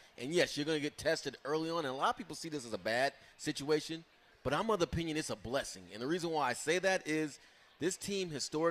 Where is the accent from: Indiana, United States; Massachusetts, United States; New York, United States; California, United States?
California, United States; because we grew up in the Bay Area, the 49ers, team of the 80s